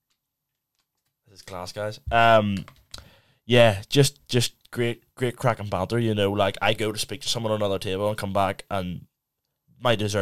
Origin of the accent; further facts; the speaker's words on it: Belfast, Northern Ireland, United Kingdom; we are both from the same place. We're both from Belfast